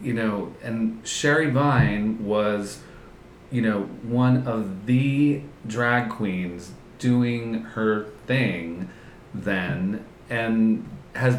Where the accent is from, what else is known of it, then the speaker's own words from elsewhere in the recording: New York City, New York, United States; also born or lived in Boston; I'm from New York. I went to college elsewhere, lived briefly in Boston, then I came back to New York in 1994